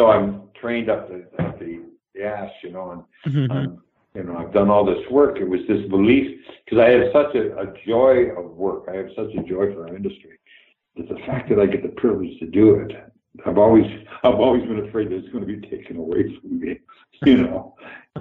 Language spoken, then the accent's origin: English; Canada; moved away; Canada was a very, very green, very new place, and I'm so grateful I come from there.